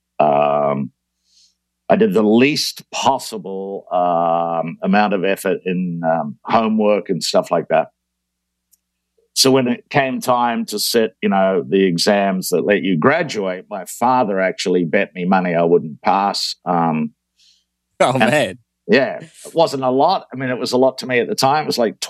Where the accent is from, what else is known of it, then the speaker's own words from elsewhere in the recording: New Zealand; moved away as an adult; I was born in New Zealand because somebody has to be. And I left New Zealand when I was 20